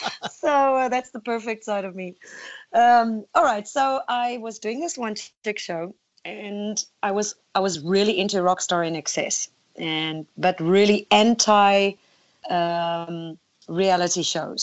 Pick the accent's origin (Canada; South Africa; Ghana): South Africa; also born or lived in Netherlands; now in United States; Well, I moved from South Africa to Holland first because I, as a young girl, my mindset was America.